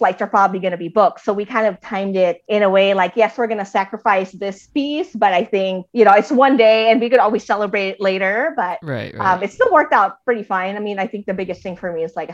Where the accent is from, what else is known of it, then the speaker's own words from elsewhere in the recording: Baguio, Cordillera Administrative Region, Philippines; accent: Ilocano; now in United States; I grew up in Baguio